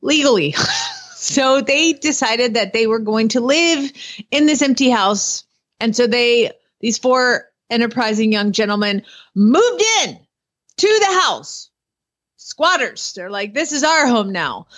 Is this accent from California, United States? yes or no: no; Atlanta, Georgia, United States; born or raised there; now in Norman, United States